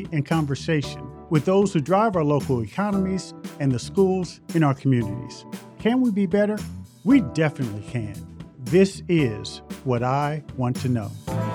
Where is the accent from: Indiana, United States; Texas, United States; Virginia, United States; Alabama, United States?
Indiana, United States; Indianapolis; growing up in Indianapolis